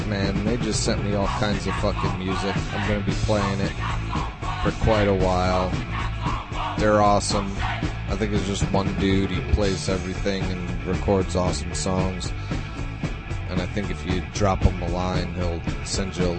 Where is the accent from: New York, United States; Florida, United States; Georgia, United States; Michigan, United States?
New York, United States; I grew up in New York, and I grew up going to shows, local punk shows